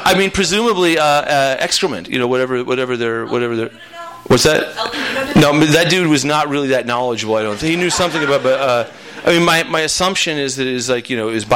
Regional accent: Claremont, California, United States; also born or lived in Iowa; Montclair, which is right next door to where I grew up in Claremont

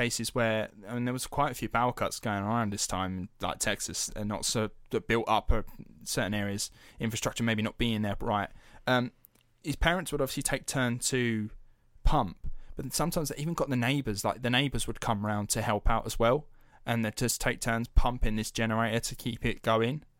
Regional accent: United Kingdom; we're British taxpayers

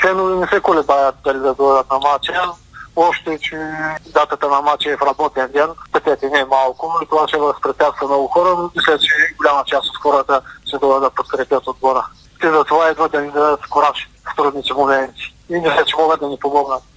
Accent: Veliko Tarnovo, Veliko Tarnovo Province, Bulgaria; аз съм от Велико Търново

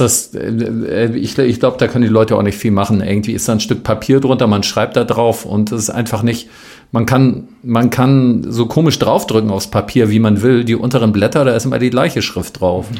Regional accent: West Germany, Germany; ich bin ja Westdeutscher

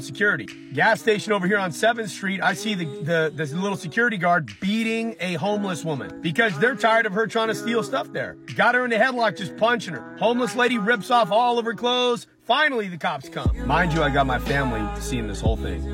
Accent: California, United States; I'm from California

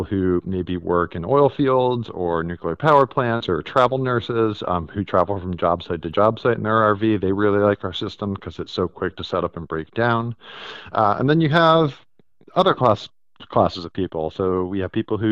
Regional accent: Connecticut, United States; also born or lived in New York City; I'm from Connecticut. I grew up here and it gets cold.

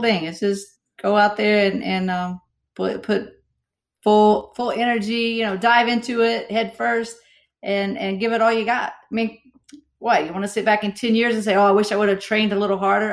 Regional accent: Southern West Virginia, United States; I grew up in Southern West Virginia

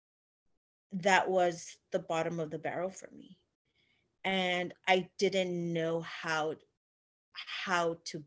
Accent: Illinois, United States; now in Texas, United States; I grew up in Illinois and I moved down to Texas

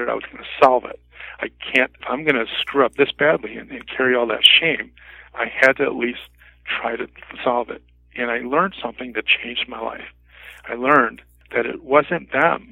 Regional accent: Mount Prospect, Illinois, United States; moved away as an adult; also born or lived in Japan / Arlington Heights, Illinois; I'm originally from Mount Prospect, Illinois

